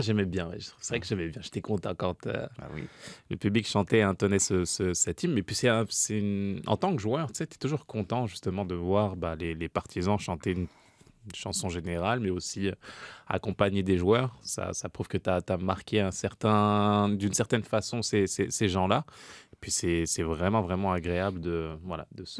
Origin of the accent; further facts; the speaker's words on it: France; moved away; en tant que Français.